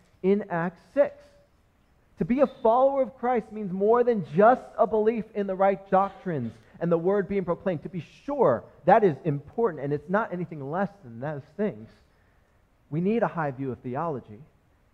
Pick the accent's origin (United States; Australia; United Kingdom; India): United States; first language English; I was born in America and was raised and just only speak English